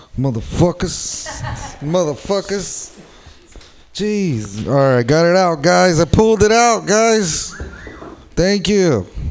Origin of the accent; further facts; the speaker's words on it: San Jose, California, United States; I am from San Jose. I'm from the South Bay